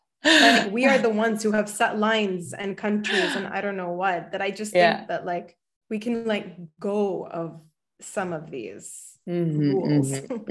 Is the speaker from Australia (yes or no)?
no; Bahrain; I grew up in Bahrain.